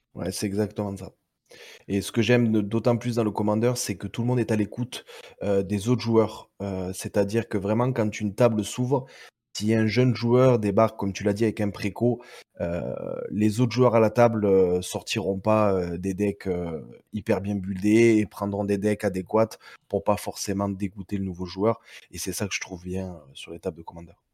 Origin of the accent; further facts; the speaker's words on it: Perpignan, Occitania, France; sur Perpignan. Donc, bien, bien, bien en bas de la France. Après, ça doit s'entendre à mon accent